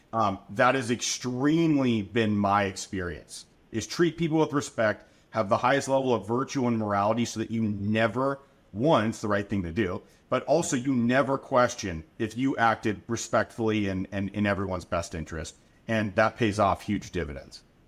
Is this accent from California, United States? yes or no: yes; Anaheim, California, United States; I'm a Southern California kid. Born and raised in Anaheim, Orange County, surrounding areas